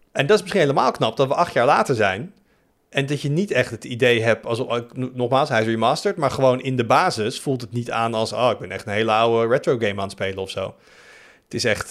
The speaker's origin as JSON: {"language": "Dutch", "country": "Netherlands", "said": "als Nederlander"}